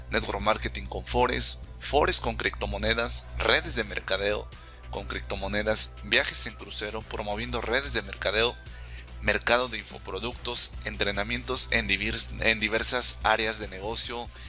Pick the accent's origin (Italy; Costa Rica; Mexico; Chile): Mexico; also born or lived in Canada; soy mexicano, por ende latinoamericano. Para ser exacto, conozco cómo funciona todo el sistema en México y en Latinoamérica.